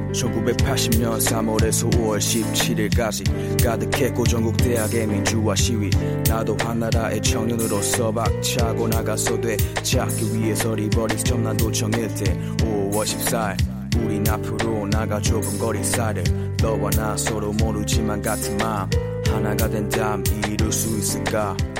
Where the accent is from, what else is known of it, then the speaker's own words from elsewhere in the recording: Gwangju, South Korea; 저는 광주광역시에서 태어나 자라가서